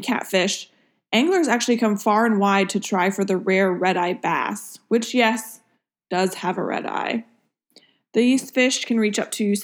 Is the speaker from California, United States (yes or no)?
no; Maine, United States; now in Florida, United States; since I'm from Maine